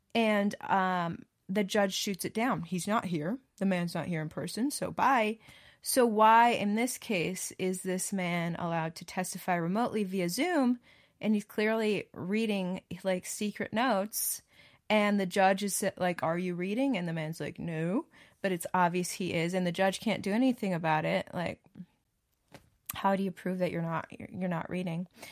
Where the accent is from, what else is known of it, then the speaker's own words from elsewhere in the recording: Wisconsin, United States; now in Texas, United States; I grew up in Wisconsin